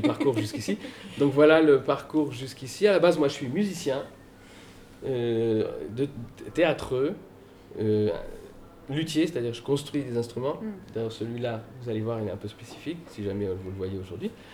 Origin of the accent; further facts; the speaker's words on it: Paris, Île-de-France, France; moved away as an adult; now in Loudun, France; je suis né à Paris. J'ai grandi à Paris, vous voyez, j'ai le type parisien